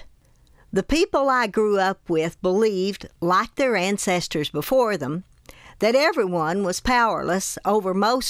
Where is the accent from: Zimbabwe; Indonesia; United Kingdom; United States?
United States; Tennessee; I grew up in Hancock County in Upper East Tennessee in the foothills of the Smoky Mountains.